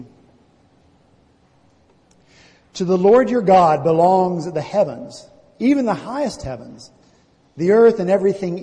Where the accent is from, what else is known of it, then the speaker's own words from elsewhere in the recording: the South, United States; now in Charleston, United States; I was from the South, from the country.